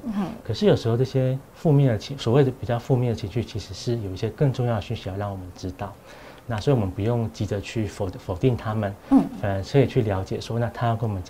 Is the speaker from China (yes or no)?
no; Taiwan; 我讲这对对我们台湾人蛮重要，